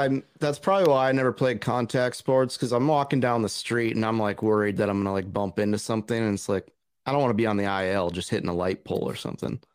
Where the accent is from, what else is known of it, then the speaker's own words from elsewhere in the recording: North Dakota, United States; We're from North Dakota